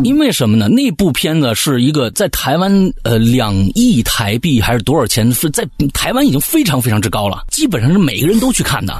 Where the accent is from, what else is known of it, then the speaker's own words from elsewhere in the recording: China; 作为中国人